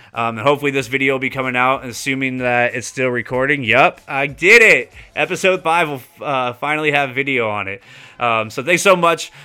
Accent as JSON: {"language": "English", "region": "California", "country": "United States", "tie": "born or raised there", "also_born_or_lived": "Florida / Kentucky / Texas", "said": "growing up in California my whole life"}